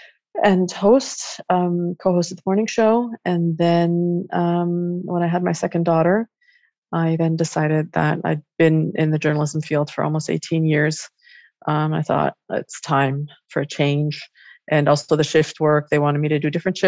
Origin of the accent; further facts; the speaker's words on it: Switzerland; moved away; also born or lived in Montreal, Canada / New York City, United States; Growing up in Switzerland